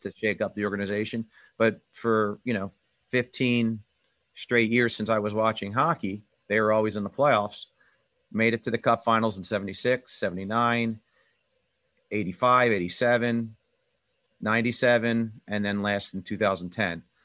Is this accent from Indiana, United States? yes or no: no; Southampton, Pennsylvania, United States; I'm uh, from the Philadelphia area, uh, Bucks County, suburb of Philadelphia. called Southampton.